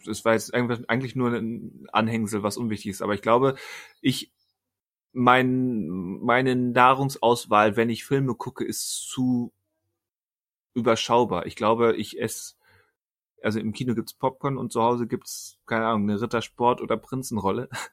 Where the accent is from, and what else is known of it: Germany